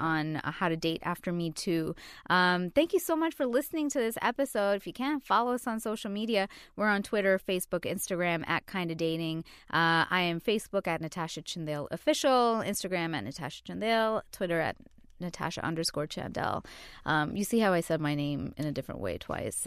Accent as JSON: {"language": "English", "town": "New York City", "region": "New York", "country": "United States", "said": "I'm a New Yorker"}